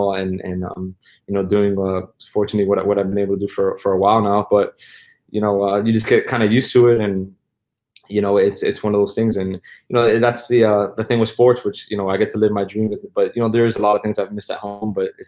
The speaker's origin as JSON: {"language": "English", "town": "Miami", "region": "Florida", "country": "United States", "tie": "born or raised there", "said": "growing up in Miami"}